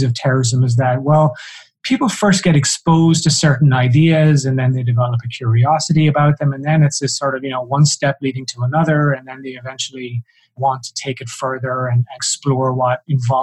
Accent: south of Ireland, Ireland; I'm Irish, and so, you know, people tend to assume that I was somehow affected by the troubles in Northern Ireland, and nothing could be further from the truth. I grew up in the south of Ireland

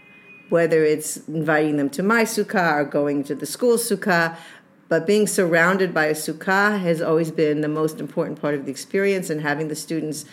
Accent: New England, United States; I'm from New England

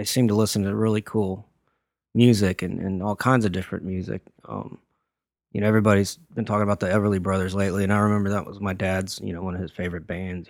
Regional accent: Corpus Christi, Texas, United States; also born or lived in San Luis Potosí, Mexico / North Carolina / Presidio, San Francisco / Fort Sill, Oklahoma; now in Nashville, United States; I grew up in Corpus Christi for the most part.

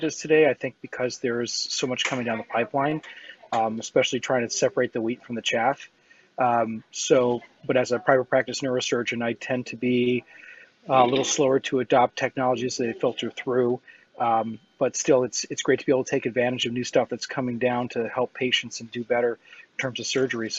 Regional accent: Chicago, Illinois, United States; moved away as an adult; also born or lived in Cleveland, Ohio / Phoenix, Arizona; now in Los Angeles, United States; I was born and raised in Chicago, Illinois.

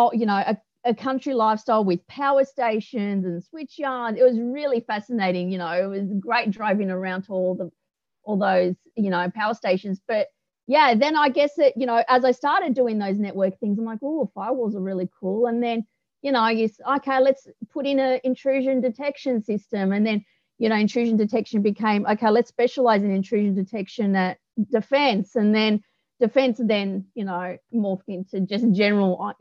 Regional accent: Melbourne, Victoria, Australia; moved away as an adult; also born or lived in Cooma / Canberra; Melbourne girl through and through

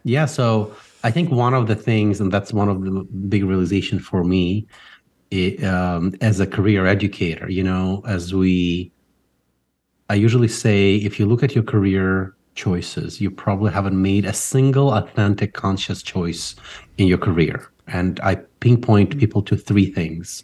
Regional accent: Ukraine; now in United States; I grew up in Ukraine

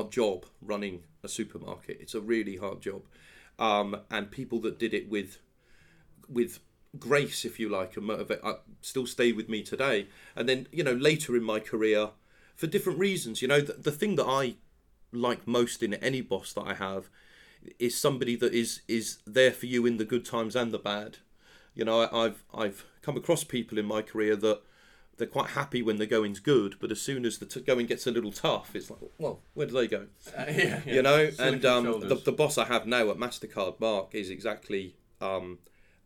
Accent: Penzance, South West England, United Kingdom; moved away as an adult; now in London, United Kingdom; I'm from Penzance in Cornwall

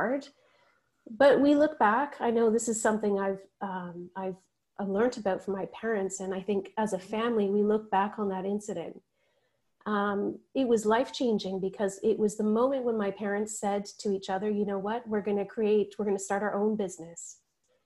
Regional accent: Northumberland County, Ontario, Canada; growing up in Northumberland County

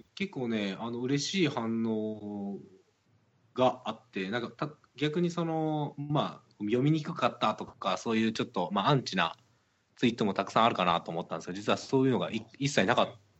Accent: Kansai, Japan; accent: Kansai dialect; 僕はやっぱり関西出身なのであの関西弁が日本語だと思ってる

